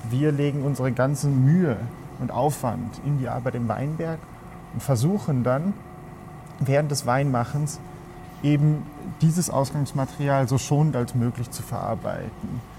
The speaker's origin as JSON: {"language": "German", "country": "Germany", "lives_now": "Spain", "said": "Bin aus Deutschland, und jetzt seit fünf Jahren hier im Rioja tätig."}